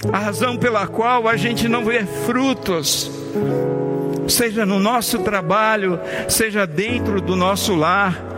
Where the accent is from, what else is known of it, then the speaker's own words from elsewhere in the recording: Bahia, Brazil; o pastor Josaniel, que é baiano como eu sou baiano